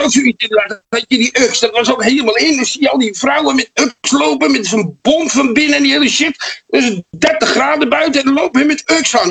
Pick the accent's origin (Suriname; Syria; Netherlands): Netherlands; Amsterdam, North Holland; bij ons in Amsterdam